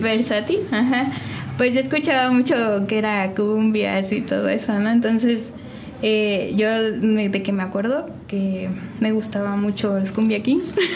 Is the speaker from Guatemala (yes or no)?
no; San Juan del Río, Querétaro, Mexico; De aquí, de San Juan del Río